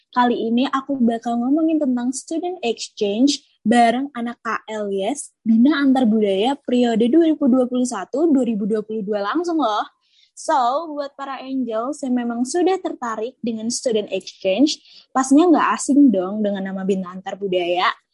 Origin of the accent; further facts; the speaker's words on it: Java, Indonesia; kita sama-sama orang Jawa